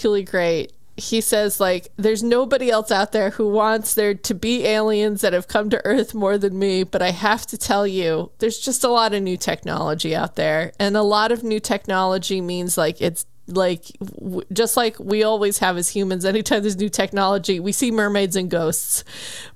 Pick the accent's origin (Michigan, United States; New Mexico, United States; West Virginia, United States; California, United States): New Mexico, United States; I am also from New Mexico